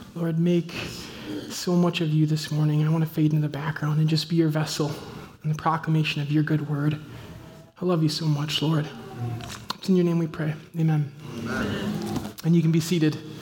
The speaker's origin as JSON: {"language": "English", "region": "Midwest", "country": "United States", "said": "I'm from the Midwest"}